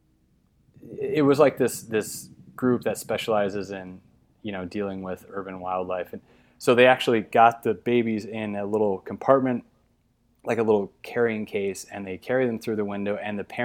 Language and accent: English; Illinois, United States; moved away; I grew up in Illinois